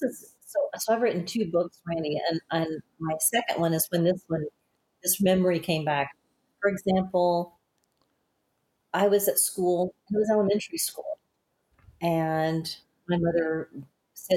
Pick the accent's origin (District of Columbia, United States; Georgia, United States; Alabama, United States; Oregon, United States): Alabama, United States; also born or lived in Denver; now in San Antonio, United States; growing up in Alabama, Alabama is really a poor state, and it's crazy that we were some of the poorest ones in that state